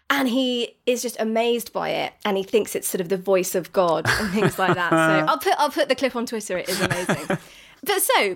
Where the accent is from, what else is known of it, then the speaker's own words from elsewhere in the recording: United Kingdom; British people